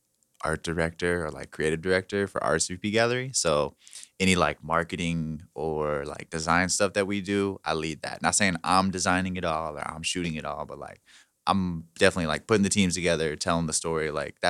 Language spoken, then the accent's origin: English; Indianapolis, Indiana, United States; I was born on the South Side at Community South Hospital. So nice. I'm like born and bred Indianapolis.